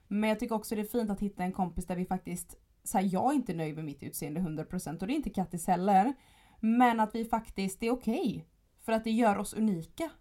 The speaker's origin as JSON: {"language": "Swedish", "town": "Gothenburg", "region": "Västra Götaland", "country": "Sweden", "said": "jag kommer från Göteborg"}